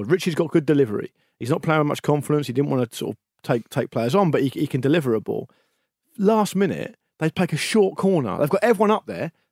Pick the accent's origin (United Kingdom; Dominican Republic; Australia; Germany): United Kingdom; Portsmouth, South East England; moved away as an adult; now in London, United Kingdom; like, "I'm, I'm from Portsmouth." yeah, I'm actually. I've only been in London for a year